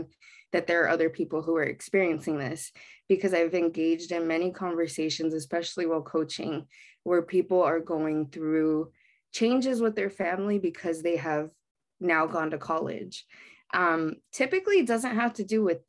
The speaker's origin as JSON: {"language": "English", "town": "Baldwin Park", "region": "California", "country": "United States", "tie": "born or raised there", "said": "I grew up in Baldwin Park, which is a very heavily Latinx demographic area"}